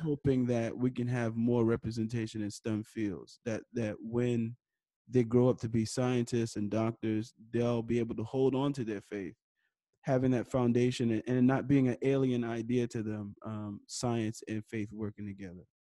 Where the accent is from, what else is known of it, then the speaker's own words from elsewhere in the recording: New York City, New York, United States; I was born and raised in New York City, uh, Harlem, New York